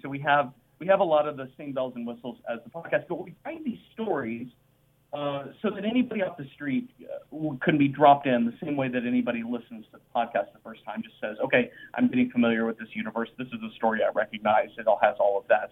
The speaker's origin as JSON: {"language": "English", "town": "Dallas", "region": "Texas", "country": "United States", "tie": "born or raised there", "also_born_or_lived": "Boise, Idaho", "said": "I grew up in Dallas, Texas, where we are now"}